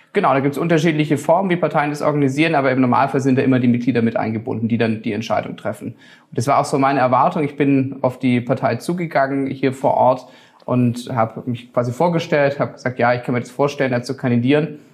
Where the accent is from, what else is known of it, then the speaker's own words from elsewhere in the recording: Stuttgart, Baden-Württemberg, Germany; also born or lived in Tengen; ich komme aus Stuttgart, ich bin am Krärwald geboren, aufgewachsen, habe die gesamte Schulzeit hier verbracht